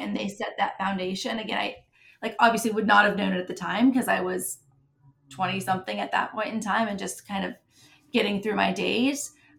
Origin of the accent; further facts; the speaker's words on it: Midwest, United States; I'm a Midwesterner, is where I grew up. I moved around a lot, but my roots are in the Midwest.